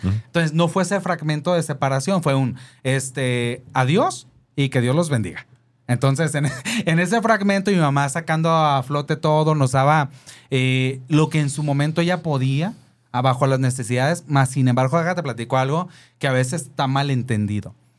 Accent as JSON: {"language": "Spanish", "country": "Mexico", "tie": "born or raised there", "said": "Nací en, el, en la colonia Cuauhtémoc"}